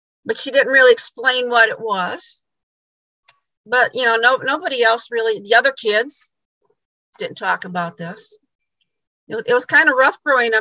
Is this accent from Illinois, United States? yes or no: yes; Illinois, United States; now in Michigan, United States; I'm originally from Illinois